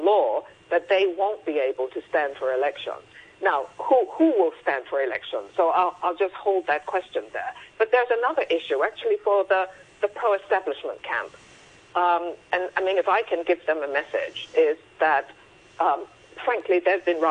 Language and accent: English; Hong Kong; when we were growing up in Hong Kong